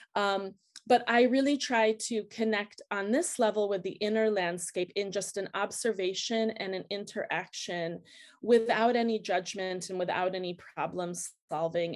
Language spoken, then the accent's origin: English; outside of Chicago, Illinois, United States; moved away as an adult; also born or lived in Anchorage, Alaska; now in Switzerland; growing up outside of Chicago